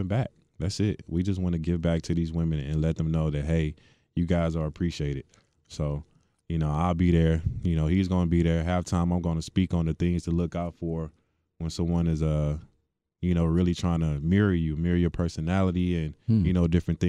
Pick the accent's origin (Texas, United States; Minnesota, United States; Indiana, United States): Texas, United States; Hitchcock; Small town, Hitchcock, Texas, right outside of Galveston.